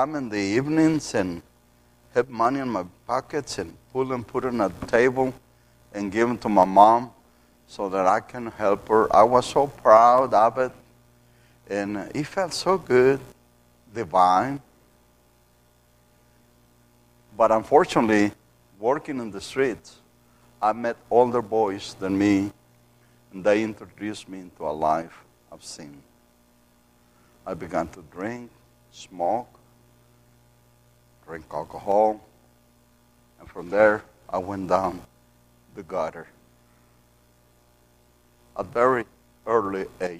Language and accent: English; Matamoros, Tamaulipas, Mexico; English is a second language; I grew up in Mexico